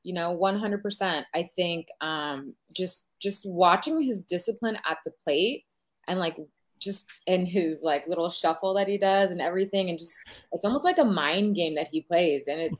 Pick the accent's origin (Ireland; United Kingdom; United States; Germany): United States; Chula Vista, California; also born or lived in Carlsbad, California / Riverside County, California; So born and raised in California, a mostly Chula Vista, Bonita area. I came into North County when I was like middle school age.